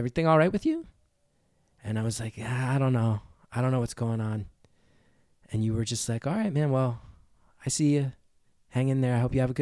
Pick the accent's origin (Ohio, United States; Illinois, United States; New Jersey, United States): New Jersey, United States; This dude from my hometown, this older punk guy named Brian Malloy